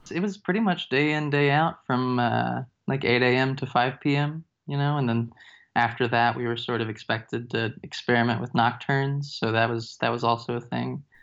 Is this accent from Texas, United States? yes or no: yes; East Texas, United States; now in Fayetteville, United States; From Texas, actually, I'm from East Texas